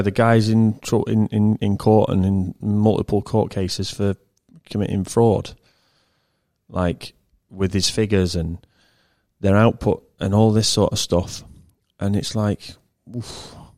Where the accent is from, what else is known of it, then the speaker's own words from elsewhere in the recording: England, United Kingdom; I'm English